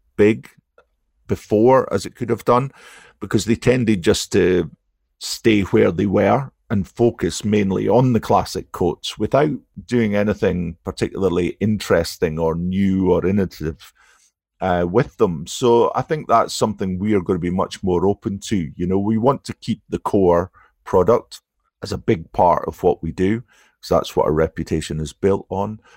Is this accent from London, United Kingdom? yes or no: no; Aberdeen, Scotland, United Kingdom; Aberdeen is my hometown